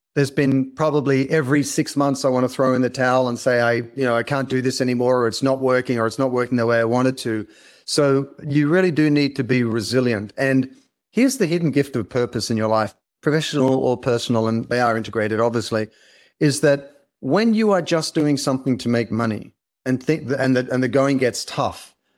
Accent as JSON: {"language": "English", "country": "Australia", "accent": "Australian", "moved": "yes", "lives_now": "Los Angeles, United States", "said": "I'm Australian, uh, but I'm based in Los Angeles"}